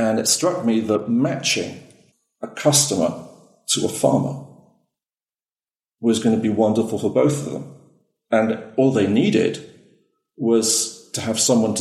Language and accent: English; Wales, United Kingdom; I'm actually originally from Wales in the UK, but I married a Greek.